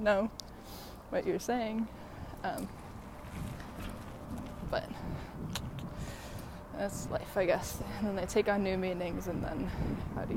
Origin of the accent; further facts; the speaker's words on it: Chicago, Illinois, United States; moved away; I grew up in Chicago